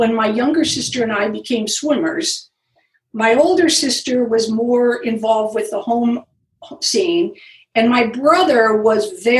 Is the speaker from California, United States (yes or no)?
yes; Los Gatos, California, United States; Well, I grew up in Los Gatos.